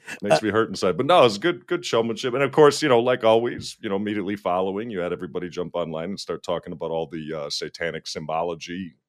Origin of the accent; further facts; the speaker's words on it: Minnesota, United States; being a Minnesotan